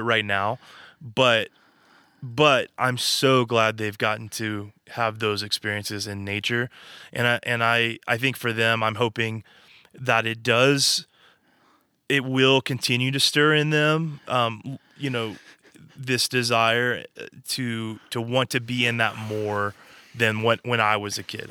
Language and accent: English; Arkansas, United States; moved away as an adult; now in California, United States; we're from Arkansas